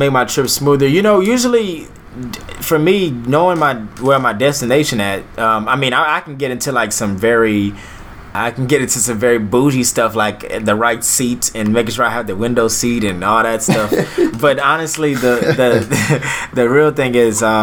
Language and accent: English; Lithonia, Georgia, United States; I grew up in the South in Lithonia, Georgia, not too far from Atlanta.